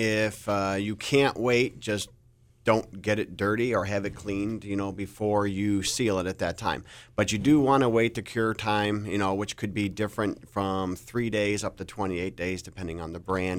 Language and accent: English; Cleveland, Ohio, United States; moved away; I'm originally from Cleveland, Ohio.